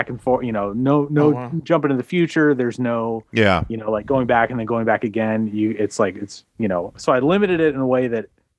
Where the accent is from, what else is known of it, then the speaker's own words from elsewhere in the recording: United States; as like a American male